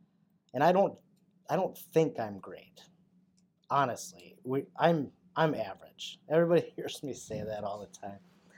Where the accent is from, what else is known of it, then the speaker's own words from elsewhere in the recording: Wisconsin, United States; North of Green Bay, yeah.